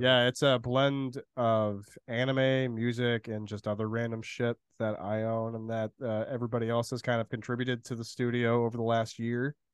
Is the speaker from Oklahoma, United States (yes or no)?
no; central Illinois, United States; also born or lived in Danville, Illinois; I'm basically from central Illinois, like around Champaign, Illinois, like right around the border of Indiana, pretty much from the from when I was born till I was like 13